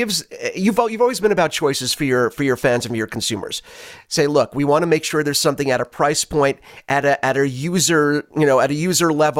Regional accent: New York City, New York, United States; I was born in Brooklyn

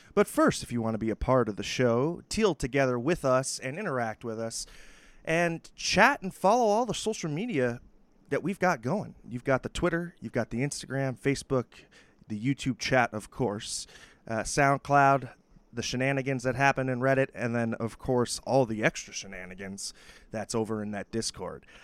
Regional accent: New York, United States; as a New Yorker

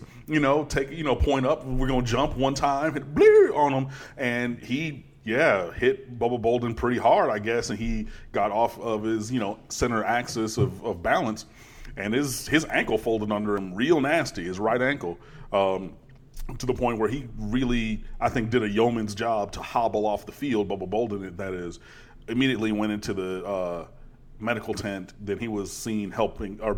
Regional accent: Detroit, Michigan, United States; I grew up in Detroit, which mean I grew up as a Michigan fan

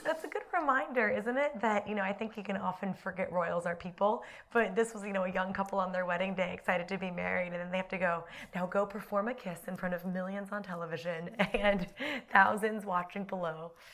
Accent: United States; moved away as an adult; now in United Kingdom; as an American

